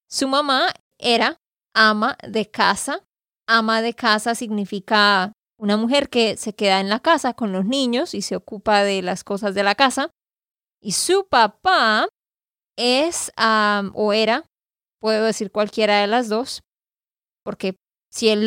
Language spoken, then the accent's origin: Spanish; Barranquilla, Atlántico, Colombia; born there; Yo nací en Barranquilla, Colombia también